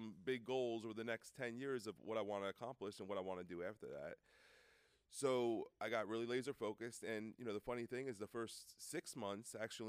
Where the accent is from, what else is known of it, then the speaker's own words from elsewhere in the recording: Brick, New Jersey, United States; I grew up in New Jersey. It's a town called Brick is where I went to high school, right outside Thomas River, Seaside Heights.